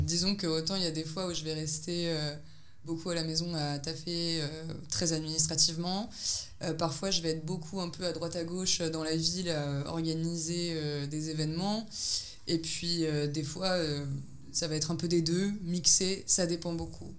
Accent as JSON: {"language": "French", "country": "France", "moved": "as an adult", "lives_now": "Belgrade, Serbia", "said": "je suis française, mais je vis à Belgrade"}